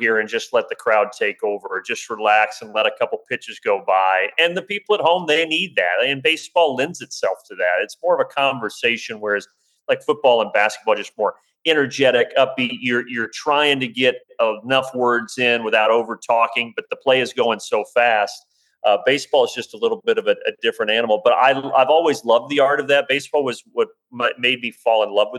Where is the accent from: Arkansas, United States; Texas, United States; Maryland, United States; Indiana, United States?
Indiana, United States; I remember growing up in Indiana in the early 90s